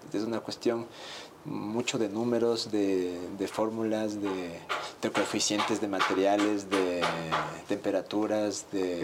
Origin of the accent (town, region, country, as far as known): Ecuador